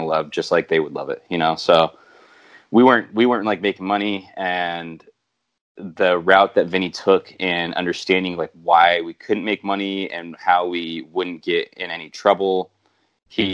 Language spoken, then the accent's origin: English; Santa Barbara, California, United States; I'm from Santa Barbara